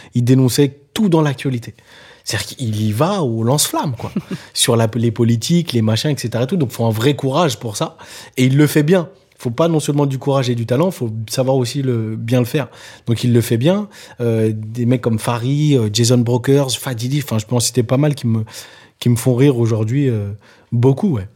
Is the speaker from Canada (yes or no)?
no; Nantes, Pays de la Loire, France; now in Paris, France; là où j'ai grandi, euh, à Nantes, ou Dervalière